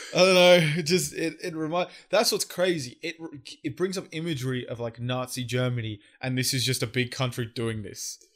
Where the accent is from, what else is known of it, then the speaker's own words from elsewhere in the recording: Australia; I'm an Aussie